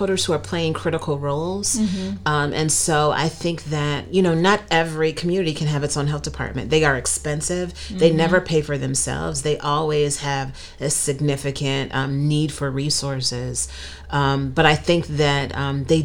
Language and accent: English; Cleveland, Ohio, United States; now in Northeast Pennsylvania, United States; I grew up in Cleveland, and in Northeast Ohio